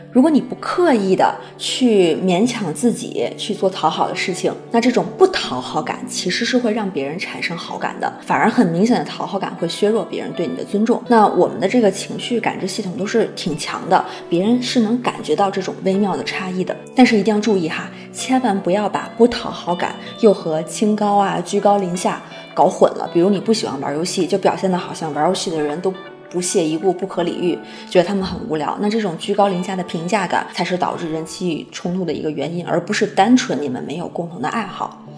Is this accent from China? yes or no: yes; China; 我们中国